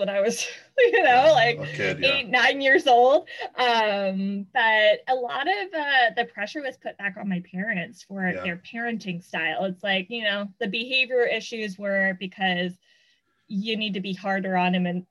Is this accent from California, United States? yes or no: yes; Southern California, United States; I grew up in Southern California